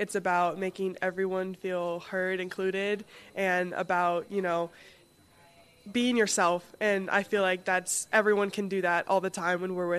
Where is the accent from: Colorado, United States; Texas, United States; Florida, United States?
Florida, United States; West Palm Beach; now in Madison, United States; West Palm Beach, Florida.